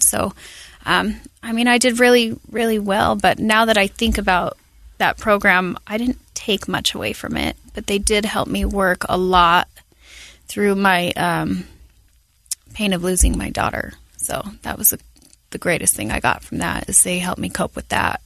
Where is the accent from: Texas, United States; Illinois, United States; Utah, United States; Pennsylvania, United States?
Utah, United States; Salt Lake City; I was born here in Salt Lake